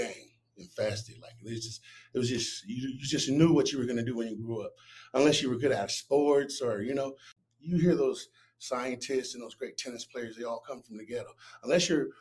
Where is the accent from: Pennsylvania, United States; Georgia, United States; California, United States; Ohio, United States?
California, United States; Long Beach; I was raised in Long Beach, California, and I was born in 81